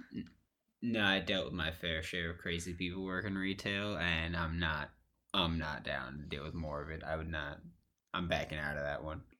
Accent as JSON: {"language": "English", "town": "New York City", "region": "New York", "country": "United States", "said": "I'm from New York City"}